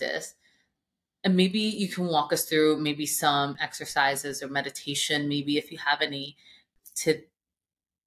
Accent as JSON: {"language": "English", "region": "Vermont", "country": "United States", "tie": "born or raised there", "said": "that's my home state"}